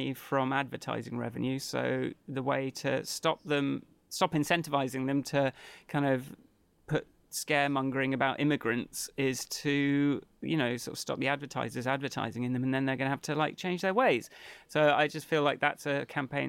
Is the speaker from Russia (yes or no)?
no; England, United Kingdom; I'm English